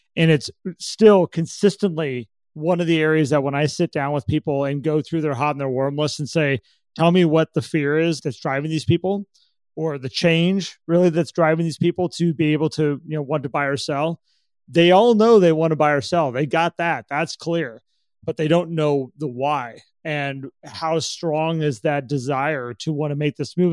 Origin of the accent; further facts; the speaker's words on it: California, United States; I'm from California